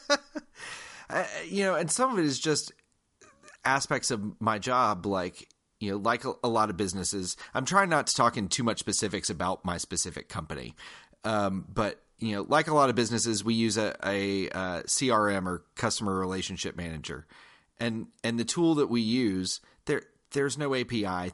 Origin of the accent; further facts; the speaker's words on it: Georgia, United States; I am from Georgia. I'm from the South